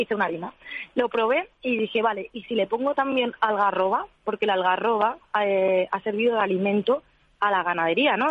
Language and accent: Spanish; San Lorenzo de El Escorial, Community of Madrid, Spain; nosotros somos de San Lorenzo del Escorial, de, la Sierra de Madrid, de la Sierra Oeste